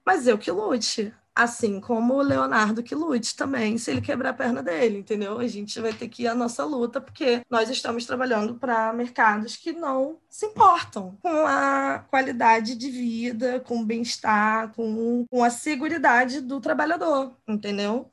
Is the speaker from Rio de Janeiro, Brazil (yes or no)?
yes; Rio de Janeiro, Brazil; que é da Zona Oeste, eu sou aqui de Guaratiba